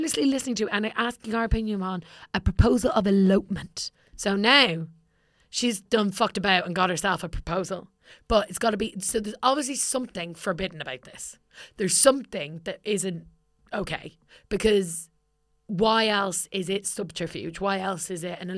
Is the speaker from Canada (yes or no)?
no; Ireland